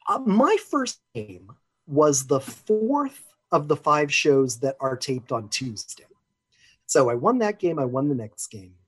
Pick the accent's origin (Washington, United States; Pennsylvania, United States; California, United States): Washington, United States; Seattle; I'm from Seattle, Washington.